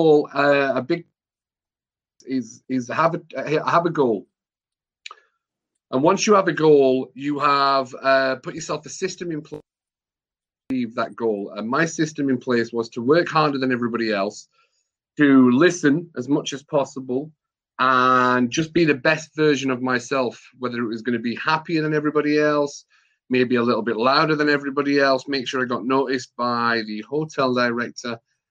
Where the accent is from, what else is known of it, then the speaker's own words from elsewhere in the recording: England, United Kingdom; being an English person